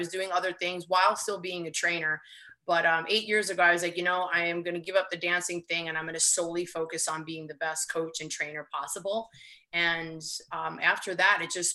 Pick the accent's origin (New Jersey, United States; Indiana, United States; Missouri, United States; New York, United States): New York, United States; New York City; I'm in New York. I live in Queens. I do work in the city, but I live in Queens. Yeah. And I'm from Queens, but not this side.